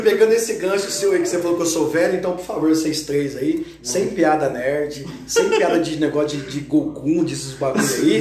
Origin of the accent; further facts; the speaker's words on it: Varginha, Minas Gerais, Brazil; eu sou mineiro, mineiro, mineiro. Mineiro da gema fui criado na roça